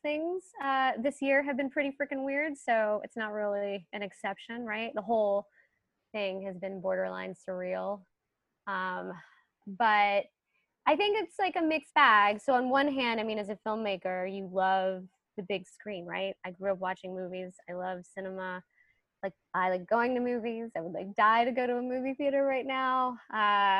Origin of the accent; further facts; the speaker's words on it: Charlotte, North Carolina, United States; now in Brooklyn, New York, United States; my local theater that I grew up with in Charlotte, North Carolina